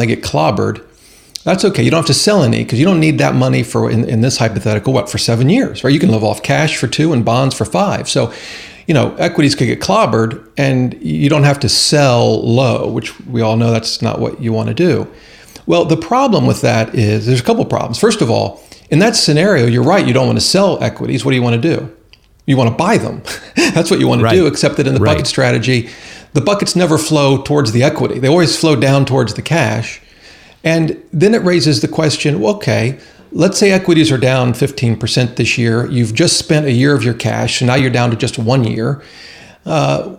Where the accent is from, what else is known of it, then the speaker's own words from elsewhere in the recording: Ohio, United States; moved away; I'm originally from Ohio and the cornfields